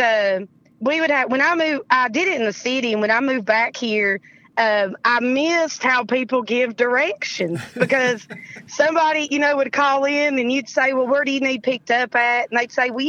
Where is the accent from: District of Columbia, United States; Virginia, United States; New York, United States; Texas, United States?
Virginia, United States; Russell County; accent: Appalachian; moved away as an adult; also born or lived in Europe / Hampton Roads / North Carolina; I wanted to sort of move back home, and I'm originally from Russell County.